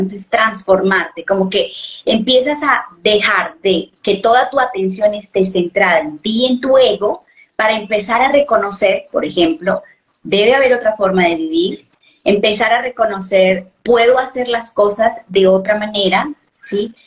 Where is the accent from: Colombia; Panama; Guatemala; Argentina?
Colombia; yo soy de Colombia, vivo en Colombia